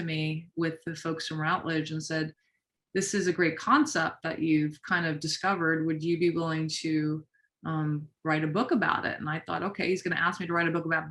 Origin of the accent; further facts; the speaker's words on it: New York City, New York, United States; I'm a New Yorker